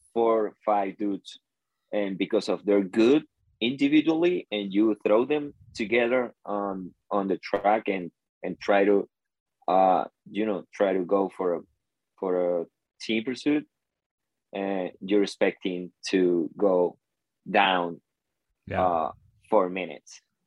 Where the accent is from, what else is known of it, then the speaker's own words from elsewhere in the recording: Venezuela; I'm from Venezuela.